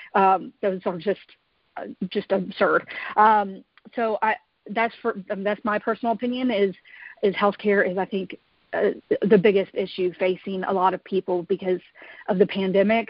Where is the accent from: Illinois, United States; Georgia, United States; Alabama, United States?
Georgia, United States; I was born and raised here in Georgia